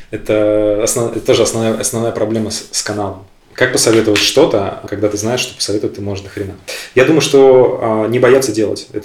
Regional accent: Belarus; Блин, ну, во-первых, я белорус.

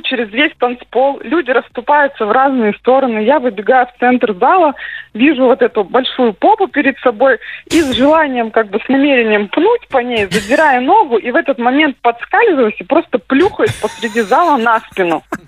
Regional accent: Sverdlovsk Oblast, Russia; moved away; в моем родном городе, это Свердловская область, там маленький городочек, 20 тысяч населения

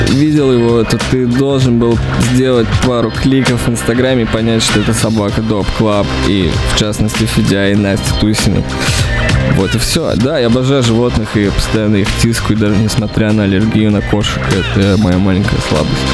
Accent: Russia; Я вырос в России.

